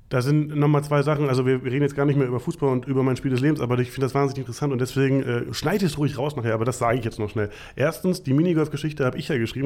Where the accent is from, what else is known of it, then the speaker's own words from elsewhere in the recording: Potsdam, Brandenburg, Germany; moved away; also born or lived in Berlin / North Rhine-Westphalia; ich komme äh, aus, aus der DDR quasi, äh, bin da geboren worden in Potsdam